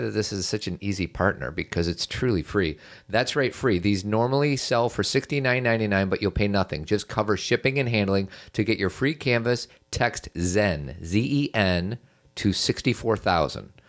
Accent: Chicago, Illinois, United States; now in Elmhurst, United States; grew up in Chicago in a nice part of Chicago, not like downtown crazy Chicago. And I now live in Elmhurst.

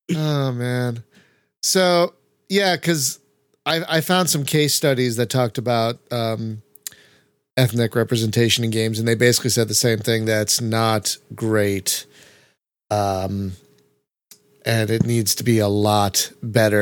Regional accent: United States; as an American

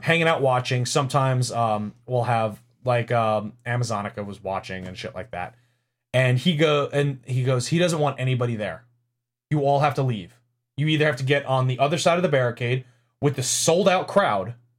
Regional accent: New York City, New York, United States; moved away; I'm from New York City slash Long Island

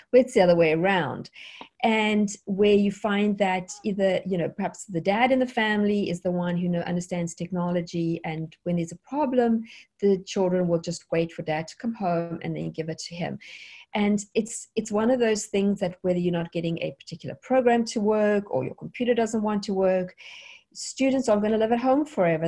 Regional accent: South Africa; moved away as an adult; now in United States; I am South African. Originally, we have been in America now since 2003 in the United States.

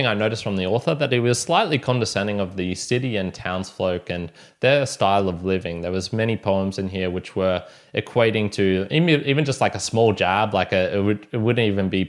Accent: Australia

